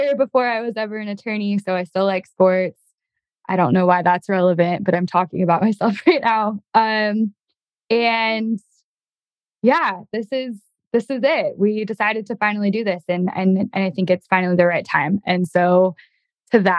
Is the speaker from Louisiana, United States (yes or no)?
no; Utah, United States; moved away as an adult; also born or lived in Oregon; now in Idaho, United States; I grew up in Utah